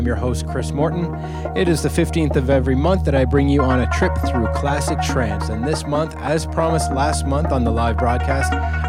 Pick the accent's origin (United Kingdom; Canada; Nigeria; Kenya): Canada; St. Catharines, Ontario; That's where I grew up. I grew up just outside of Niagara Falls, Ontario, in St. Catharines, Ontario.